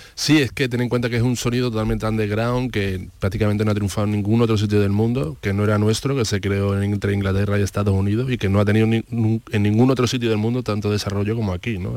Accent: Andalusia, Spain; ha formado mucho parte de nuestra identidad, ¿no? Como andaluces

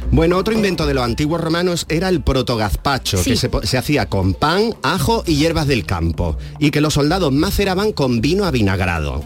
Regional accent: Almería, Andalusia, Spain; yo soy de Almería, Almería tierra gastronómica

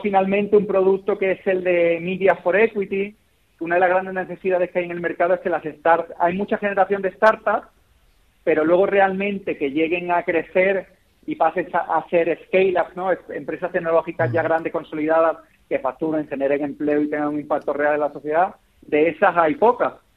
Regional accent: Málaga, Andalusia, Spain; moved away as an adult; now in Lisbon, Portugal; siendo malagueños y queriendo mucho a Málaga

